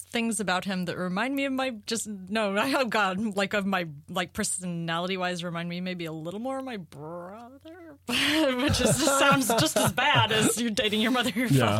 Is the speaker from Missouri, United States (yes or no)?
yes; St. Louis, Missouri, United States; moved away; also born or lived in Chicago; I grew up in the city part of St. Louis where there wasn't a lot.